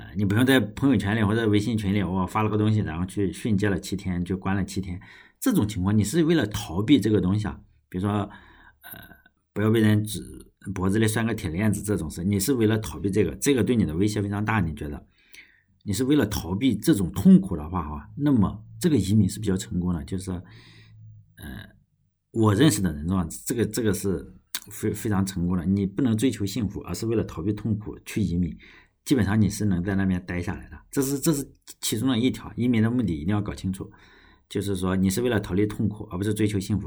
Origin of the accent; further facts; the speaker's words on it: China; moved away; also born or lived in United States; 尤其我们中国人